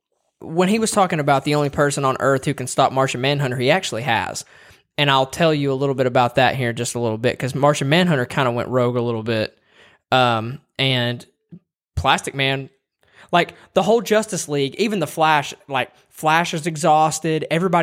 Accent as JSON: {"language": "English", "region": "Tennessee", "country": "United States", "said": "we're from Tennessee."}